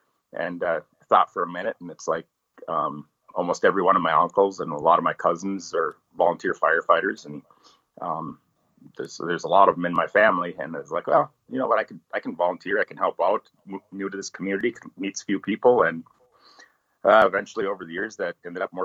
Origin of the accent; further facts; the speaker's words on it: Rainy Lake, northern Minnesota, United States; now in Bemidji, United States; I grew up right on Rainy Lake on the Canadian border, northern Minnesota.